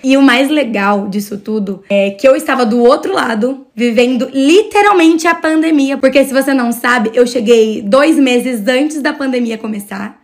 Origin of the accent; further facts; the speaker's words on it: Mogi Mirim, São Paulo, Brazil; Eu sou de Mogi Mirim